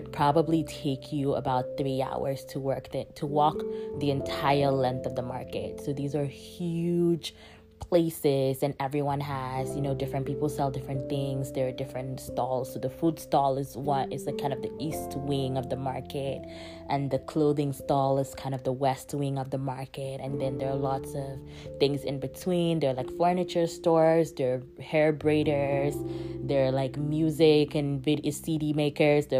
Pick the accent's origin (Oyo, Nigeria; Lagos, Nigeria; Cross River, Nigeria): Cross River, Nigeria; Calabar; now in Oakland, United States; the city I grew up in, Calabar